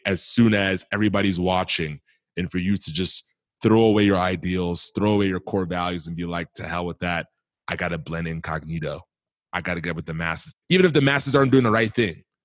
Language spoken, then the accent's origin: English; Milwaukee, Wisconsin, United States; growing up in Milwaukee, Wisconsin